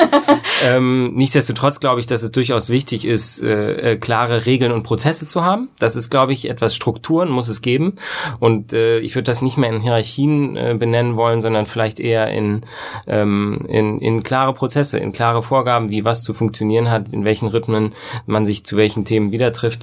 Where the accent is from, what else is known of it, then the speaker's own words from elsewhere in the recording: West Germany, Germany; als Wessi